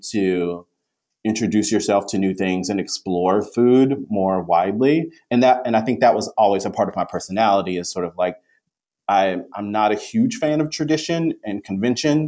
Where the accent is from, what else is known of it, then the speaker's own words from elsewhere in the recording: the South, United States; I am a person of color from the South